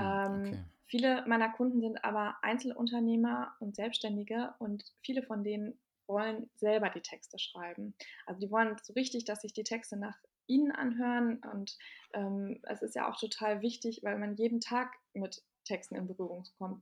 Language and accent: German; Bielefeld, North Rhine-Westphalia, Germany; now in Berlin, Germany; ich bin aus, ähm, gebürtig aus Bielefeld